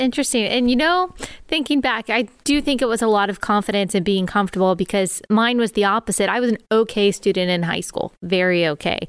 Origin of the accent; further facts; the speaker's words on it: Dallas, Texas, United States; moved away as an adult; also born or lived in South Carolina; I grew up in Dallas, Texas